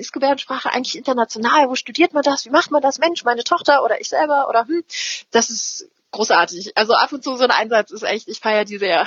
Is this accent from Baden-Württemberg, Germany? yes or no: no; Lübben, Brandenburg, Germany; moved away; ich bin Spreewälderin, ganz ursprünglich